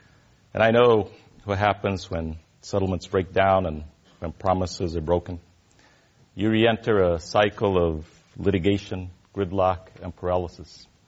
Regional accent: San Luis Valley, southern Colorado, United States; I grew up in the San Luis Valley, as I said earlier, in southern Colorado, about 300 miles south of the city of Denver, Colorado. My family has farmed and ranched those same lands and those same soils for now over 150 years.

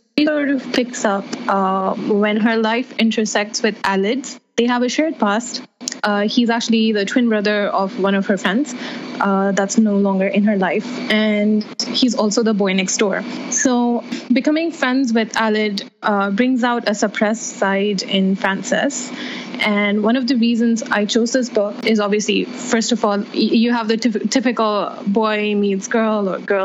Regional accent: Saudi Arabia; I come from Saudi Arabia, where we don't have that at all

